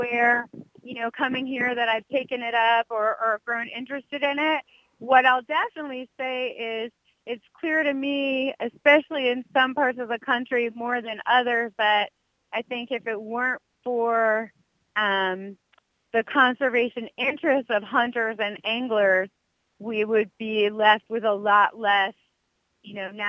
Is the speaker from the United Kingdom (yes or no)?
no; California, United States; So I arrived in late 2013, so it's been a little bit over 3 years, and I came from California.